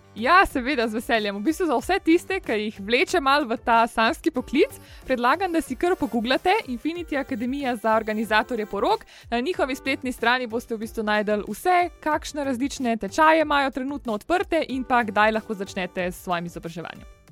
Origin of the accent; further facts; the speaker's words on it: Medvode, Slovenia; sem drugače iz Medvod in sem stara 23 let